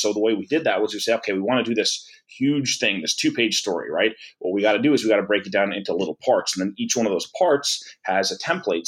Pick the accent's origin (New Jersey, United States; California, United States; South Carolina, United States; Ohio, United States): New Jersey, United States; Old Bridge; I ended up working back in my hometown in Old Bridge for two years